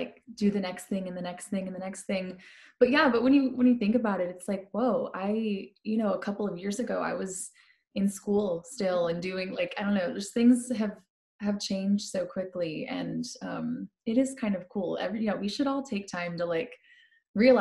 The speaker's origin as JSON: {"language": "English", "town": "St. Louis", "region": "Missouri", "country": "United States", "tie": "born or raised there", "moved": "as an adult", "lives_now": "Nashville, United States", "said": "I grew up in St. Louis, Missouri. Born and raised"}